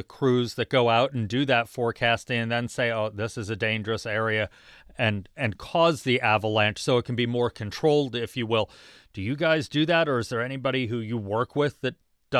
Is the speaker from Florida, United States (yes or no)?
yes; South Florida, United States; I grew up in South Florida